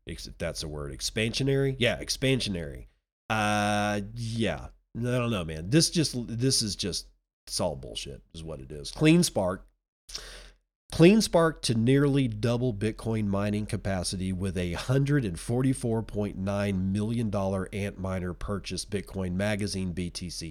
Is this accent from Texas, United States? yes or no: yes; Texas, United States; moved away; I'm a Texan at heart, I always will be